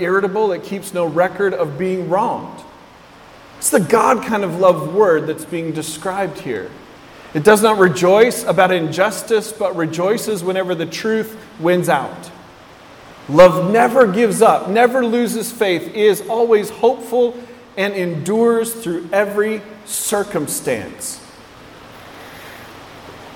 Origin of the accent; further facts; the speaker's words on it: West Coast, United States; I grew up on the West Coast.